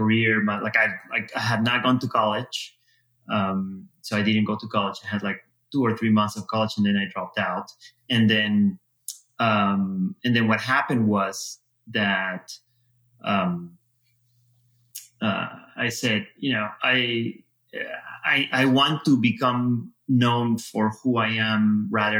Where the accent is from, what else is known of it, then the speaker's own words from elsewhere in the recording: Peru; moved away as an adult; now in United States; I was born in Peru, lived there all my life.